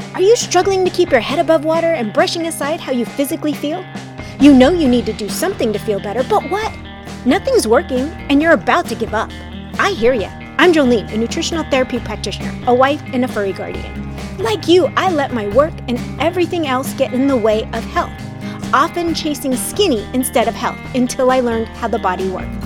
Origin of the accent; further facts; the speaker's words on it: Southern California, United States; I'm from Southern California